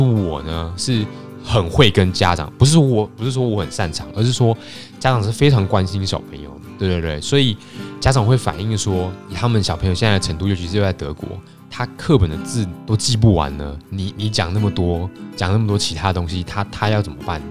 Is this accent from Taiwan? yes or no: yes; Taiwan; moved away as an adult; now in Germany; 我小时候在上课的时候是很安静的